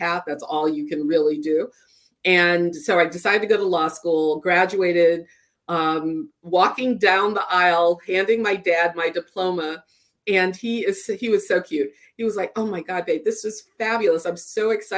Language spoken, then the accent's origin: English; Fayetteville, North Carolina, United States; growing up in Fayetteville, where everybody knew my parents